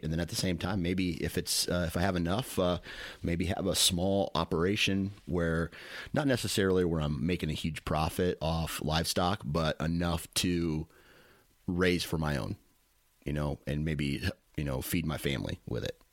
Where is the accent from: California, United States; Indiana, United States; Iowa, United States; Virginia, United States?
Iowa, United States; I'm from Iowa